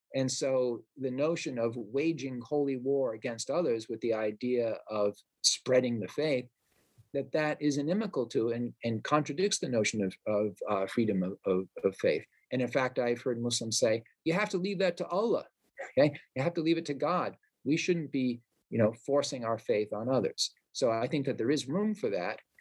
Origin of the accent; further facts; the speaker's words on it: Providence, Rhode Island, United States; my hometown of Providence, Rhode Island